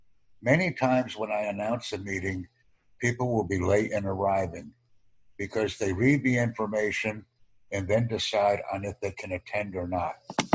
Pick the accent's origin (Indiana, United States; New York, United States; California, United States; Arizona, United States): New York, United States; New York City; I'm from the New York City area.